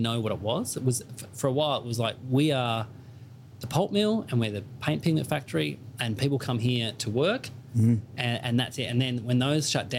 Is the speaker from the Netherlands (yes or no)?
no; Burnie, Tasmania, Australia; moved away; Burnie's a port town in on the northwest coast of Tasmania, so it's very beautiful. It's very idyllic, and if you go there now, it's very different to how it was when I grew up there